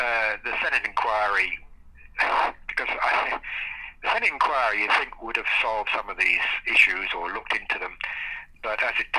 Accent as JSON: {"language": "English", "country": "Australia", "said": "And being an Australian, this was quite an honour."}